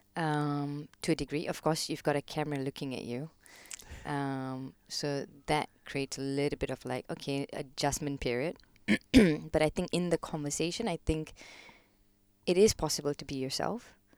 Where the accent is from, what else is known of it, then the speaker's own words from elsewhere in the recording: Kuala Lumpur, Malaysia; moved away as an adult; now in London, United Kingdom; I was born in Malaysia, born, brought up Malaysian, uh, Kuala Lumpur